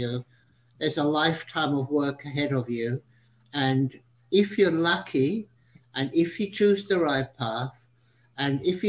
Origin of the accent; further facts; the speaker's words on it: Switzerland; now in Australia; I was born in Switzerland and traveled the world for a few years as a photojournalist and eventually came to Australia in 1973